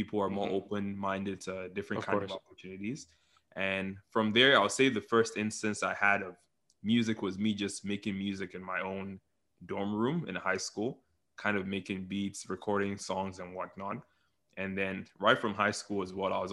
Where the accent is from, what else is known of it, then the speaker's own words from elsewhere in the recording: Lagos, Nigeria; moved away as an adult; now in Canada; I grew up in Nigeria. I was born and raised in Lagos, Nigeria, and I moved to Canada in 2016.